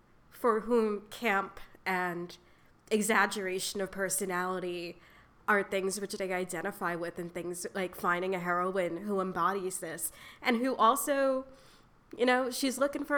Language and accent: English; New York, United States; I'm also skewed as a New Yorker